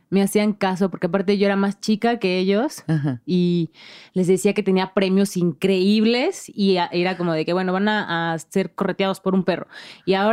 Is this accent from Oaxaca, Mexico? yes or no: yes; Oaxaca, Mexico; para mí crecer allá creo que es, fue lo mejor porque mis bases eh, de la vida son mucho, muy oaxaqueñas.